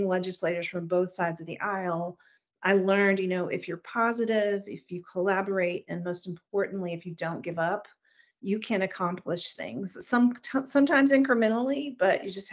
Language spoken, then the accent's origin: English; Texas, United States; moved away; I'm from Texas originally.